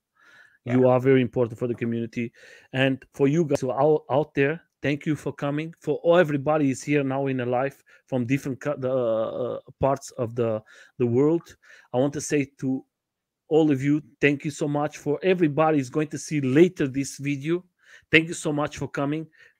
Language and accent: English; Portugal; I have my wife is from Brazil and I'm from Portugal.